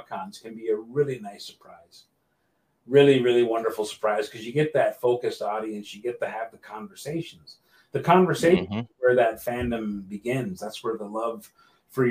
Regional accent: St. Catharines, Ontario, Canada; my hometown of St. Catharines

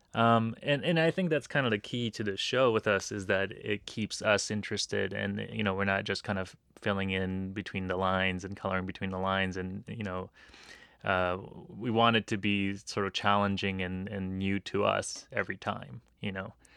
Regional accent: Los Angeles, California, United States; a Japanese kid who grew up in L

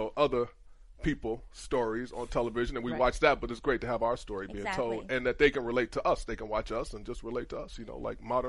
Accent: Cleveland, Ohio, United States; moved away; also born or lived in Michigan; Cleveland is pretty segregated on the west side. I didn't even know the west side existed when I was growing up.

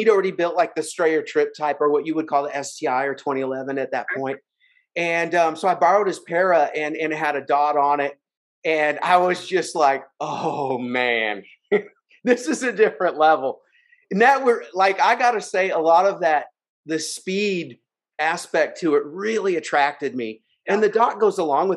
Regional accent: Seattle, Washington, United States; I'm from Seattle, Washington. So Pacific Northwest.

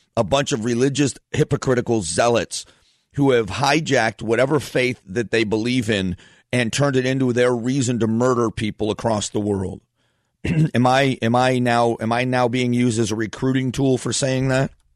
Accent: Fort Myers, Florida, United States; moved away as an adult; also born or lived in Northeast Ohio; now in Phoenix, United States; I was born in Northeast Ohio, grew up in Southwest Florida, so I call Florida home.

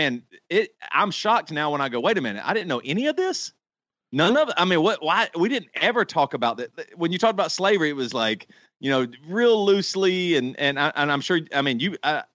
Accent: Greer, South Carolina, United States; I grew up in South Carolina. I grew up in Greer, South Carolina

